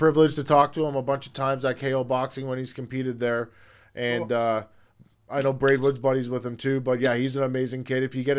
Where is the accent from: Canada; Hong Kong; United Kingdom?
Canada; Peterborough, Ontario; now in Saskatchewan, Canada; I'm from Peterborough.